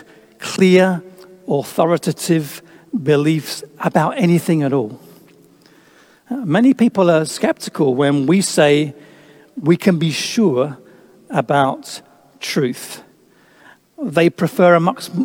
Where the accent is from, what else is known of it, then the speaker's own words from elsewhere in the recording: England, United Kingdom; being English